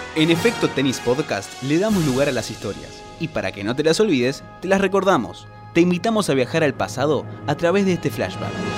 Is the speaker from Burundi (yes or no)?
yes; Burundi; now in United States; soy de Burundi